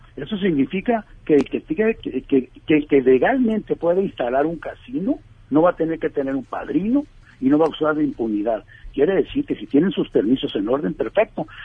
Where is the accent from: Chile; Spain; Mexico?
Mexico; Tijuana, Baja California; yo nací en Tijuana